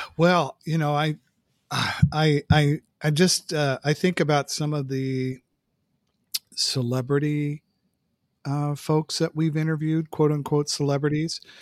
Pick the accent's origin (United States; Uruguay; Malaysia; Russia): United States; San Francisco Bay Area, California; moved away as an adult; I'm from the Bay Area